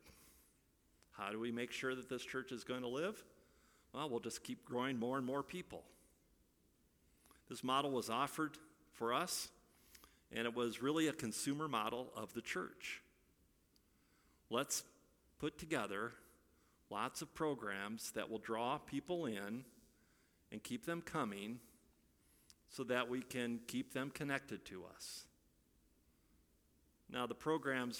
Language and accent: English; Iowa, United States; moved away; I'm from Iowa